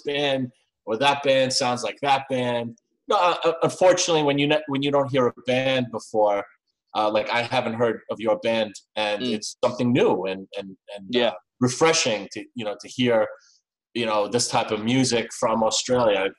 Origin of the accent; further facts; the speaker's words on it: New York, United States; I'm from New York as well